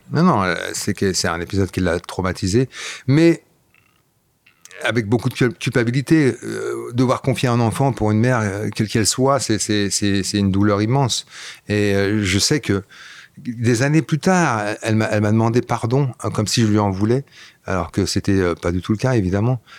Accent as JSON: {"language": "French", "area": "about an hour from Brussels", "region": "Flanders", "country": "Belgium", "tie": "born or raised there", "first_language": "Flemish", "second_language": "French", "moved": "yes", "said": "c'était ma langue naturelle, c'est ma première langue. J'ai grandi là-bas, donc euh, la première langue que j'ai parlé c'était le flamand"}